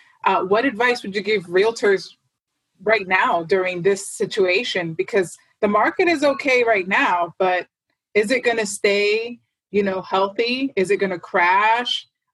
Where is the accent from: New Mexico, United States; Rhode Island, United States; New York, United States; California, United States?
New York, United States; New York City; I'm from New York City.